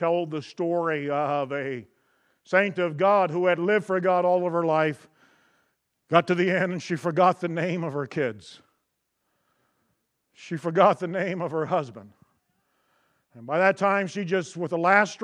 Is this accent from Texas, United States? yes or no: yes; Texas, United States; I'm from Texas